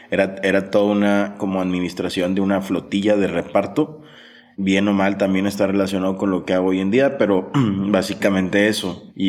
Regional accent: Sonora, Mexico; born there; Yo, yo nací en Sonora

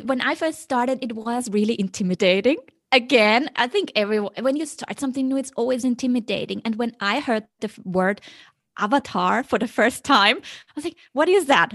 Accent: Vienna, Austria; moved away as an adult; also born or lived in Beijing; now in Hong Kong; I was always very, you know, happy growing up in Vienna.

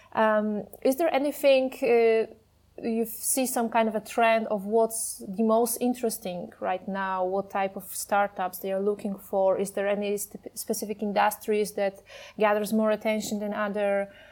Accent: Poland; I'm from Poland.

